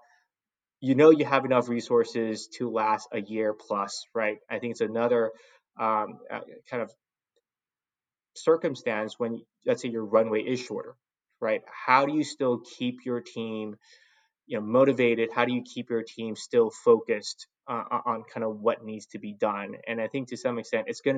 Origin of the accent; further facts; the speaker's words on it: Los Angeles, California, United States; also born or lived in San Francisco Bay Area / San Diego; I grew up in Southern California, specifically Los Angeles, right? I went to high school here